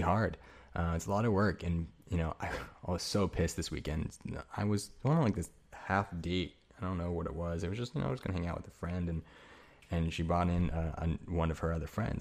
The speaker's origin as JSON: {"language": "English", "country": "United States", "said": "I'm fucking American as hell"}